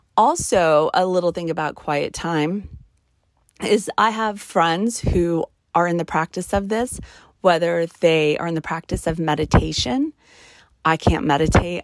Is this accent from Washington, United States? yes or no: no; New Mexico, United States; now in Nevada, United States; I, I born and raised in the desert. I'm from New Mexico. I live in Nevada.